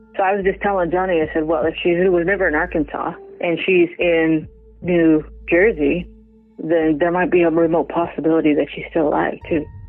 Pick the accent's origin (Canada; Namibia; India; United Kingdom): Canada; also born or lived in North Bay, Ontario; I'm from Canada.